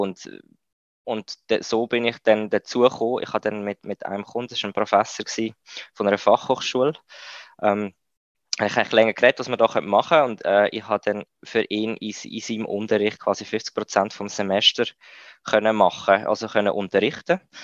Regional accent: Switzerland; also born or lived in India; bei uns in der Schweiz

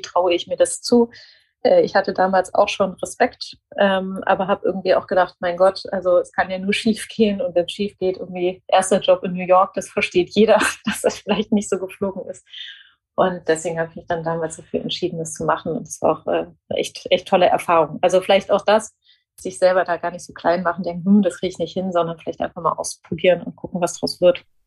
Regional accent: near Frankfurt, Hesse, Germany; moved away as an adult; also born or lived in Nuremberg / Munich; ich bin äh, aufgewachsen in der Nähe von Frankfurt

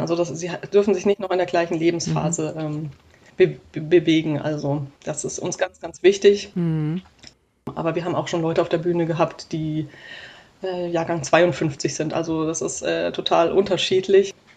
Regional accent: Black Forest, Baden-Württemberg, Germany; now in Hamburg, Germany; in meiner Heimatstadt im Schwarzwald

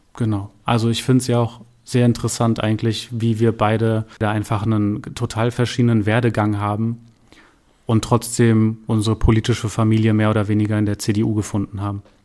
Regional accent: Darmstadt, Hesse, Germany; Ich bin auch gebürtiger Darmstädter, also ein echter Heiner. Ähm, bin hier zur Schule gegangen

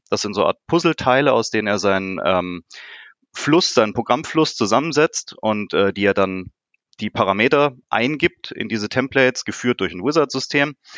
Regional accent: Karlsruhe, Baden-Württemberg, Germany; ich komme hier aus Karlsruhe

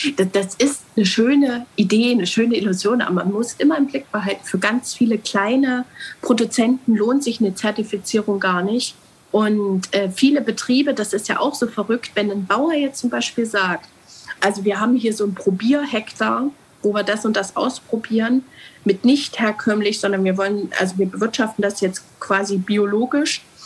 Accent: Germany; also born or lived in Altenburg; wir Deutschen

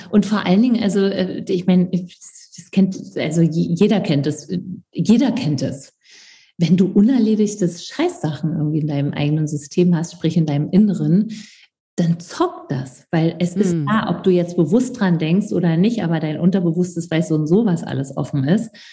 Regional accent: East Germany, Germany; ich komme aus dem Osten

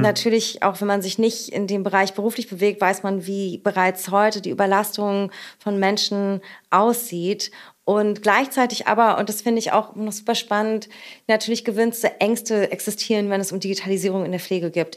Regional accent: Berlin, Germany; aus meiner Heimat und unserer schönen Hauptstadt Berlin

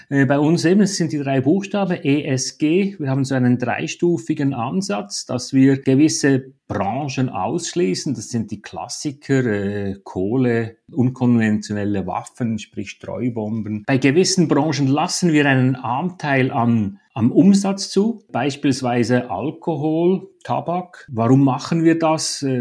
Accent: Switzerland; Ich glaube, die Regulation bei uns in der Schweiz, insbesondere von der Bankenaufsicht, die zielt in diese Richtung, oder?

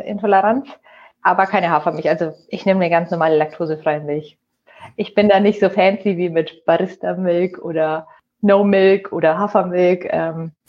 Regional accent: Nuremberg, Bavaria, Germany; ich bin in Nürnberg geboren, äh, bin Franken sozusagen treu geblieben und ähm, ja, liebe mein Frankenland

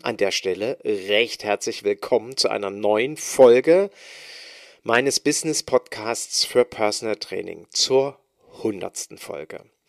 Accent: East Germany, Germany; ich als Ossi, als junger Bursche

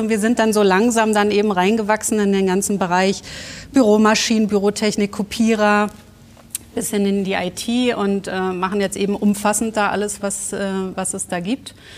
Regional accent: Berlin, Germany; accent: Berlin; Aufgewachsen in Westberlin, ja. oben in Reinickendorf

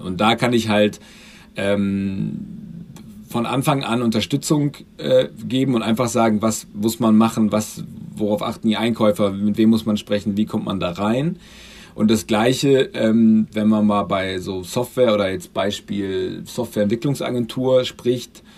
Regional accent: Göttingen, Lower Saxony, Germany; moved away; komme ursprünglich aus Göttingen.

